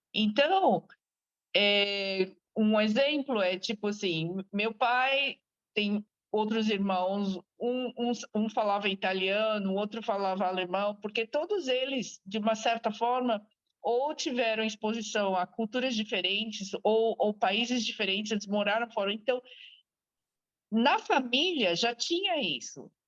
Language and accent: Portuguese; Brazil; moved away as an adult; now in Australia; E eu saí do Brasil a primeira vez quando eu tinha 21, na verdade. Então vai fazer trinta e tantos anos fora do Brasil.